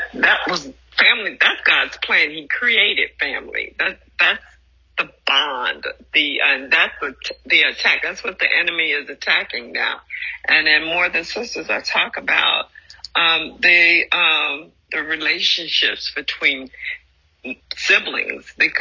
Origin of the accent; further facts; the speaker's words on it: Louisiana, United States; The little timid girl brought up in Louisiana